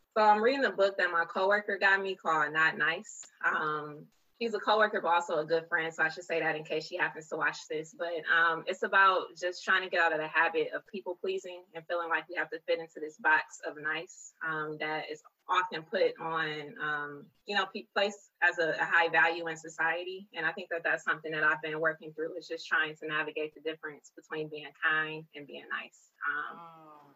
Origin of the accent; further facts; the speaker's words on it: Detroit, Michigan, United States; I was born and raised in Detroit